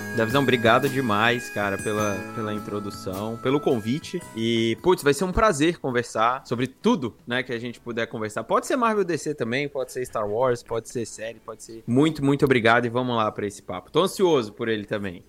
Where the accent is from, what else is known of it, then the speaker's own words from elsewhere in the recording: Brasília, Federal District, Brazil; moved away as an adult; also born or lived in Maceió, Brazil / Curitiba, Brazil; now in Canada; eu nasci em Maceió, né, onde toda a minha família nasceu, basicamente. Mas eu fui criado em Brasília, meus pais se mudaram para lá quando eu era ainda muito novo, então eu fui criado lá.